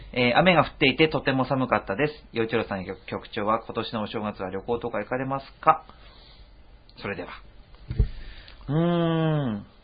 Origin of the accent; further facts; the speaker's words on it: Ishikawa, Japan; 僕石川県出身